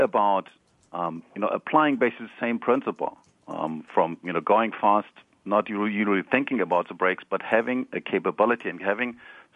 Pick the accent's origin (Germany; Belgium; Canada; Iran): Germany; accent: German; English is a second language; now in Palo Alto, United States; I'm, originally, as you might recognize from my accent, I'm German.